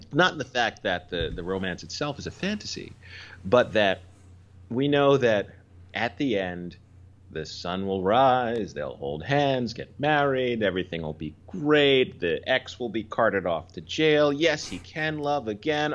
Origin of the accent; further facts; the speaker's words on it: Philadelphia, Pennsylvania, United States; moved away; also born or lived in New York; I grew up in Philly.